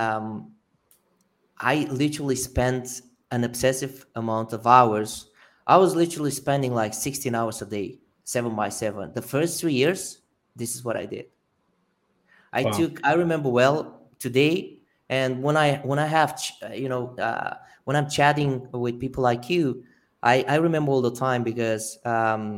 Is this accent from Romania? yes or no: yes; Romania; I'm originally from Romania